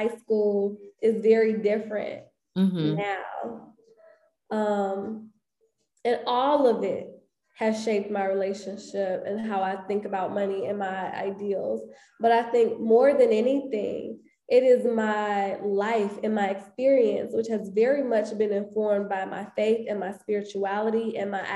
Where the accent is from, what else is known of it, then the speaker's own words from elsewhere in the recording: Chicago, Illinois, United States; growing up on the South Side of Chicago